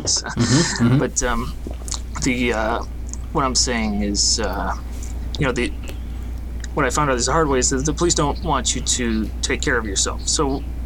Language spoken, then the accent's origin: English; Detroit, Michigan, United States; Detroit, inside the city by 7 Mile. Gratiot area.